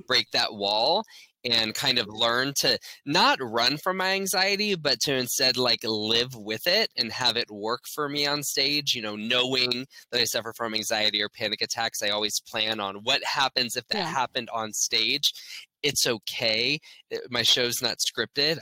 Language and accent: English; Orlando, Florida, United States; I'm born and raised in Orlando. So I grew up here